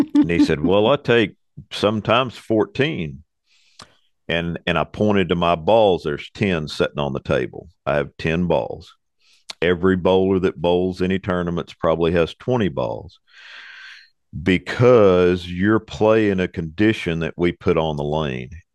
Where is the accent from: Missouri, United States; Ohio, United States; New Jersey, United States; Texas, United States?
Texas, United States; Arlington; moved away as an adult; also born or lived in Fort Worth, Texas; now in Hot Springs, United States; I was born in Fort Worth. I was raised in Arlington.